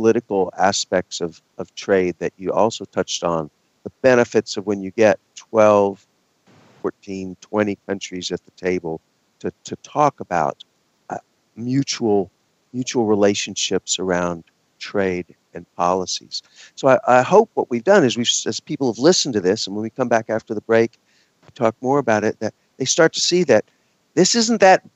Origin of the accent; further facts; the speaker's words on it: Texas, United States; I'm from Texas